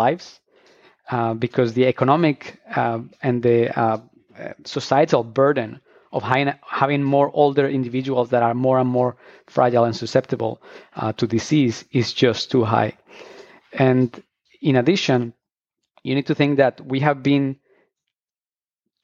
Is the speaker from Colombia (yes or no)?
yes; Colombia; moved away as an adult; I'm actually originally from Colombia, and I studied biology back there